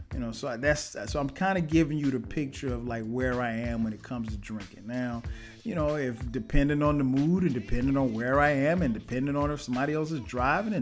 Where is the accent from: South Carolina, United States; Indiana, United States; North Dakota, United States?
South Carolina, United States; Florence; moved away as an adult; now in Atlanta, United States; I go back home to my hometown, Florence, South Carolina.